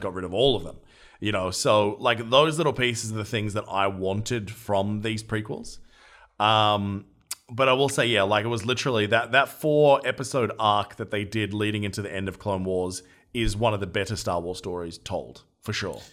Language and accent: English; Australia; as an Australian